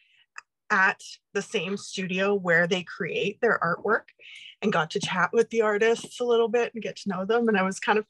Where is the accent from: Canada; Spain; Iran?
Canada; Red Deer, Alberta; moved away as an adult; also born or lived in Montreal / Toronto / Edmonton / Vancouver; I was born and raised in Red Deer, Alberta